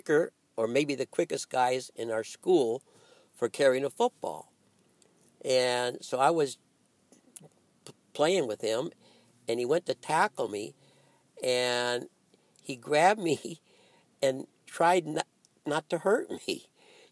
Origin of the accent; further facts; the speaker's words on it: Alhambra, California, United States; also born or lived in Hawaii; growing up in Alhambra. I came from a city called Alhambra